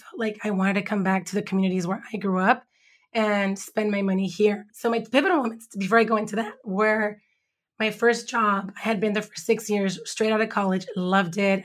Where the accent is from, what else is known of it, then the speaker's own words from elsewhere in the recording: Los Angeles, California, United States; now in Compton, United States; I grew up in Watts, born in East L